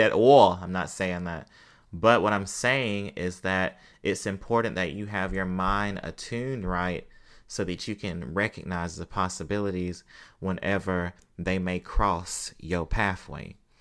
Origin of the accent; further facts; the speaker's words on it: Mississippi, United States; I'm from Mississippi.